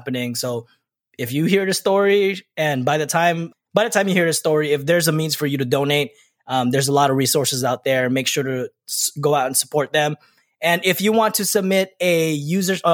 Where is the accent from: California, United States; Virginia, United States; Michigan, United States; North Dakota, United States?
California, United States; now in Texas, United States; I'm a Californian living in Texas